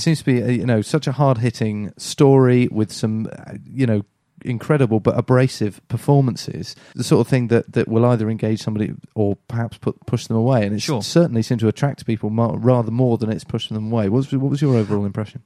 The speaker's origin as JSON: {"language": "English", "town": "Salisbury", "region": "South West England", "country": "United Kingdom", "said": "we're from Salisbury"}